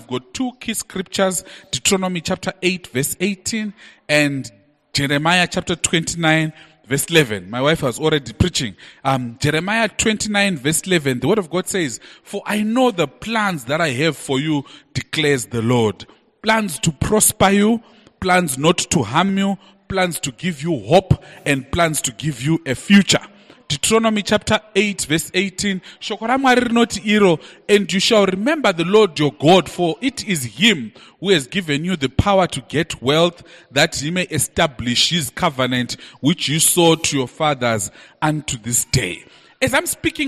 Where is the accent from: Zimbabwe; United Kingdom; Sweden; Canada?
Zimbabwe; Bulawayo; I grew up in Bulawayo in a suburb called Mpopoma.